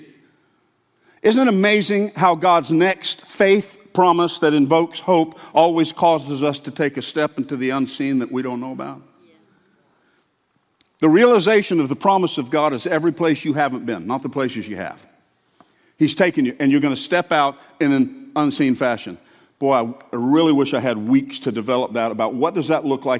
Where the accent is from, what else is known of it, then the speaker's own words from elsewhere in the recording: the South, United States; I grew up hearing in the South